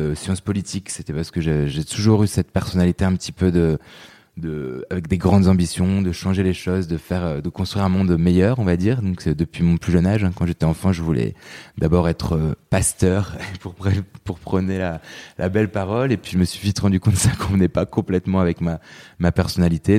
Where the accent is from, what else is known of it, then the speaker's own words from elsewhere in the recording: Lille, Hauts-de-France, France; moved away as an adult; now in Paris, France; je suis né en 89, je suis grandi et vécu euh, les 20 premières années euh, dans la région euh, du Nord et plus précisément à Lille, donc dans la banlieue lilloise.